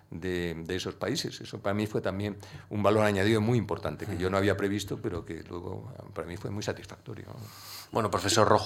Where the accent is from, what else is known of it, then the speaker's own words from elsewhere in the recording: Andalusia, Spain; yo el carácter no le he perdido, yo sigo siendo muy andaluz de carácter.